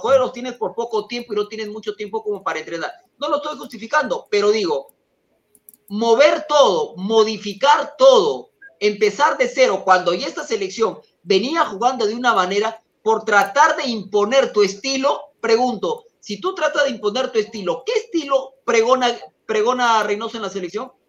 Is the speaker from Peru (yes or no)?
yes; Peru; soy de Perú